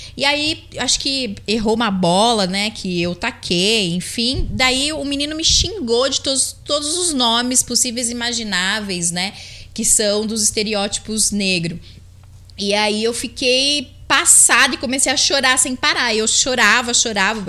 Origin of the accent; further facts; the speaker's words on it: Campinas, São Paulo, Brazil; moved away as an adult; also born or lived in Bariri; now in Jaú, Brazil; eu fui crescendo lá em Campinas, uma cidade que eu amo de verdade.